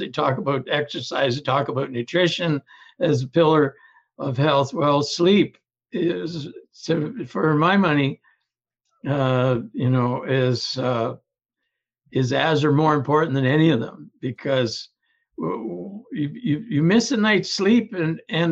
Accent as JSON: {"language": "English", "region": "Ontario", "country": "Canada", "tie": "born or raised there", "moved": "yes", "lives_now": "British Columbia, Canada", "said": "I was born and raised in Ontario, but in British Columbia now"}